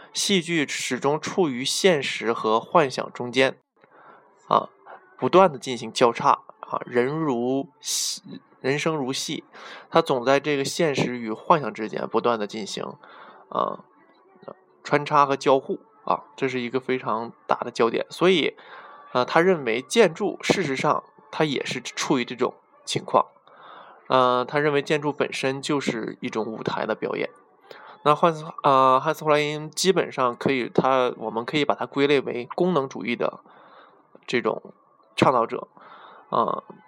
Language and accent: Chinese; China; 为被我们中国人呃熟知的